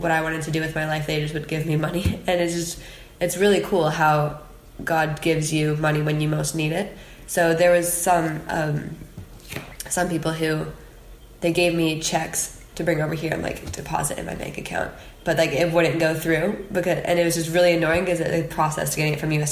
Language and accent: English; United States; moved away as an adult; being an American